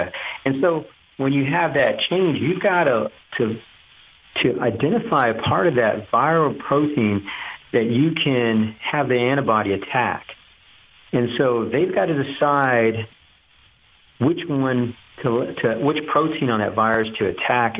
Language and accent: English; Duncanville, Texas, United States; also born or lived in Little Elm, Texas; growing up in Duncanville, driving to downtown Dallas